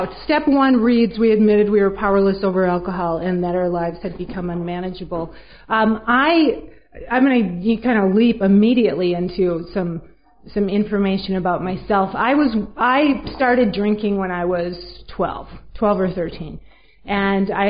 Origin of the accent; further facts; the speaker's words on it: Minneapolis, Minnesota, United States; I'm from Minneapolis, Minnesota